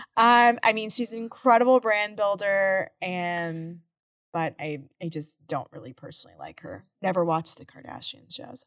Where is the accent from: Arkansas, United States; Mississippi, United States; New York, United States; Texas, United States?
Texas, United States; Houston; living in Houston my whole life